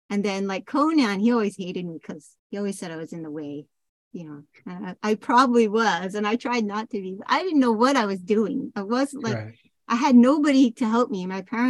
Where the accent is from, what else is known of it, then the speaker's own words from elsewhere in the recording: Seattle, Washington, United States; I mean, I was from Seattle, like, you know, it's the Pacific Sound. There's no waves. I mean, not where I was from.